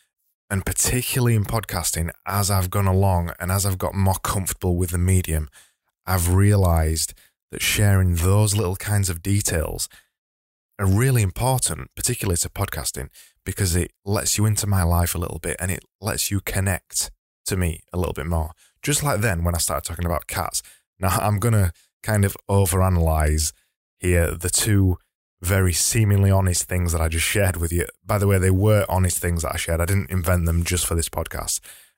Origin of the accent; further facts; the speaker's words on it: Yorkshire and the Humber, United Kingdom; accent: broad Yorkshire; just so you find it easier to understand my broad Yorkshire accent.